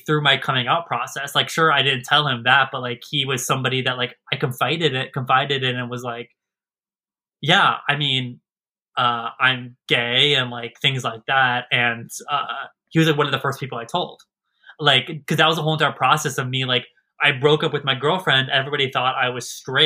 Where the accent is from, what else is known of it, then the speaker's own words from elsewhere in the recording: Maryland, United States; also born or lived in Pennsylvania; I was raised in Maryland